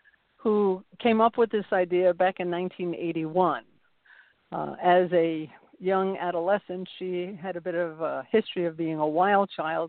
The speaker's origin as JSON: {"language": "English", "region": "New York", "country": "United States", "said": "I'm originally from New York"}